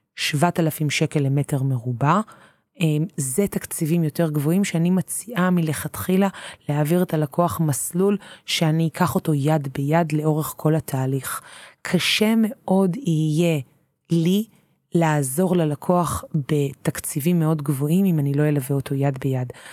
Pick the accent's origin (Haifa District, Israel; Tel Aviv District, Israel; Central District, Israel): Tel Aviv District, Israel; Tel Aviv; אני תל אביבית